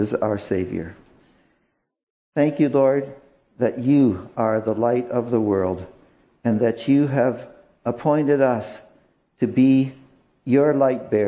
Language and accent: English; Canada; help us as Canadian citizens